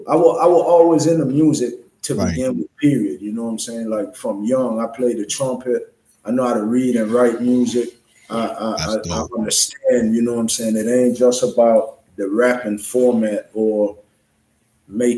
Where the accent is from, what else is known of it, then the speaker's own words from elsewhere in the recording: U.S. Virgin Islands; I'm from the island, so I'm from the Virgin Islands.